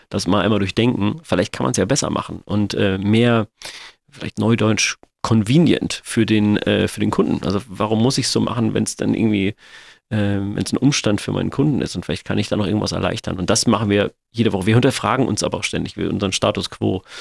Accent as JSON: {"language": "German", "town": "Sindelfingen", "region": "Baden-Württemberg", "country": "Germany", "lives_now": "Hamburg, Germany", "said": "ich komme aus Sindelfingen, wohne aber in Hamburg und meine Angehörigen wohnen aber noch"}